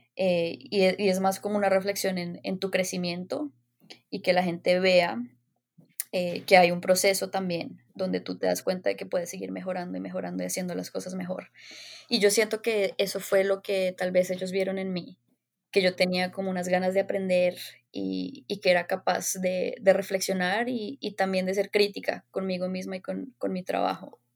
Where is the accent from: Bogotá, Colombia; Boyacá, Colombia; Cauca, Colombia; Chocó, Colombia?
Bogotá, Colombia; moved away as an adult; also born or lived in Los Angeles, United States; nací y crecí en Bogotá